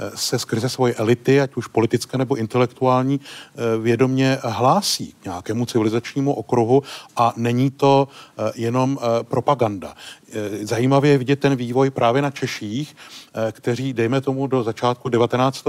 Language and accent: Czech; Czechia; my jako Češi